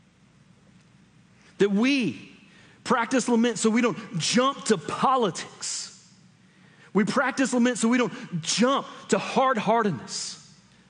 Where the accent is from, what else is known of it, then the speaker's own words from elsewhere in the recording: United States; we in the United States